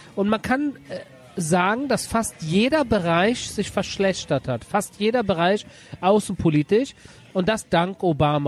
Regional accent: Berlin, Germany; also born or lived in Göttingen; now in Tel Aviv, Israel; ich bin einer gewesen, der in Berlin geboren, also in Göttingen, aber mit drei nach Berlin in Berlin groß geworden

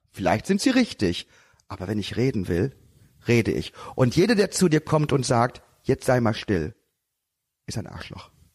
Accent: Haaren, North Rhine-Westphalia, Germany; Ich bin groß geworden in Haaren, Erika. Und zwar in den achtzigern und neunzigern

